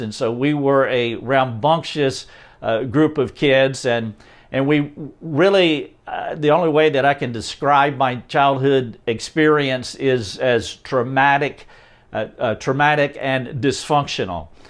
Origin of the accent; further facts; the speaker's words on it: North Carolina, United States; I am from North Carolina, a little town outside of Charlotte, North Carolina